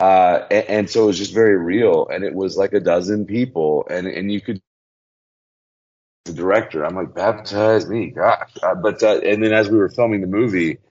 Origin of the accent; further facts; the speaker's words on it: Birmingham, Alabama, United States; I grew up in Birmingham, Alabama